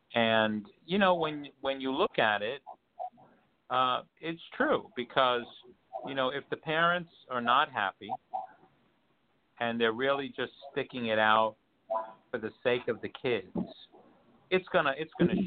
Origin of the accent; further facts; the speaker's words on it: New York, United States; moved away; I'm originally from New York